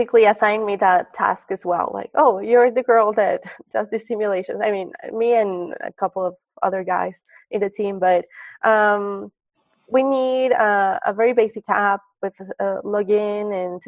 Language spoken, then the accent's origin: English; Mexico City, Mexico; moved away as an adult; now in Silicon Valley, United States; I'm from Mexico City